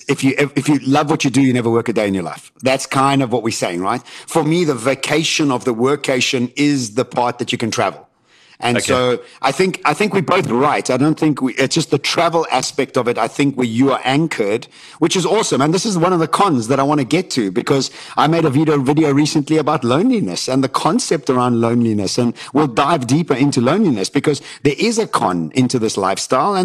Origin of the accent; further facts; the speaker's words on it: Johannesburg, Gauteng, South Africa; us all growing up in Johannesburg